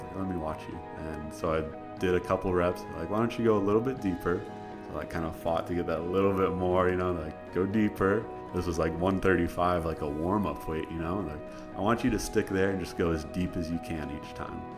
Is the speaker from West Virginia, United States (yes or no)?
no; Iowa, United States; moved away as an adult; now in College Station, United States; I'm from Iowa originally